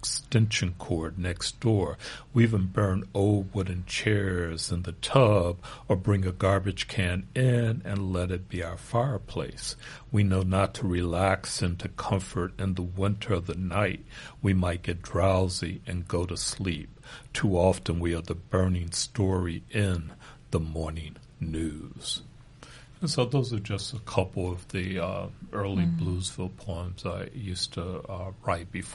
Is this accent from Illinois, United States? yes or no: yes; Chicago, Illinois, United States; also born or lived in Kentucky; now in San Antonio, United States; I grew up on the West Side